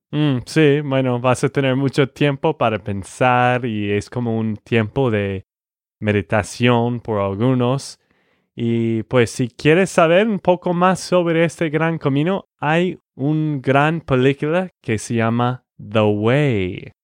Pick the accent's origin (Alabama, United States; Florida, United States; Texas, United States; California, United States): Texas, United States; de Texas, Estados Unidos